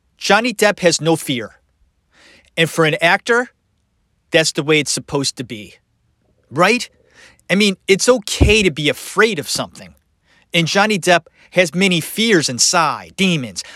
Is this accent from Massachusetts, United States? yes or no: no; Cleveland, Ohio, United States; I'm from Ohio. Cleveland, Ohio